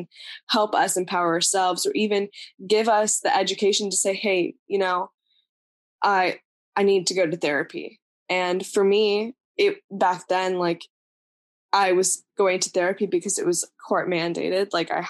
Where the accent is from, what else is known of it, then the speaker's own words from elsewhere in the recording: India; born there; moved away; I was born in India.